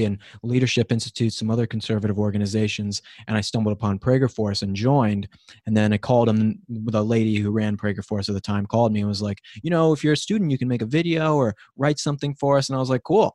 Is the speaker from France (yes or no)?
no; Colorado, United States; moved away; I'm from Colorado, actually, so I'm not a California native myself